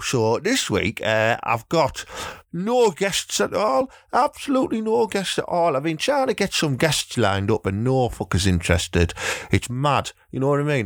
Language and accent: English; Thornaby, North East England, United Kingdom; my hometown of Thornaby